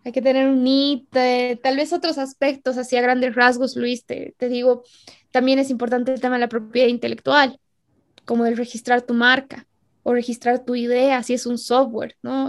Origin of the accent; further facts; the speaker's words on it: Bolivia; En Bolivia nos pasa harto eso. No, es que soy boliviano